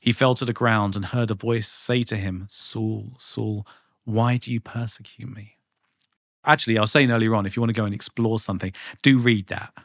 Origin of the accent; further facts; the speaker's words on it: United Kingdom; I just did what any, you know, decent visiting Brit would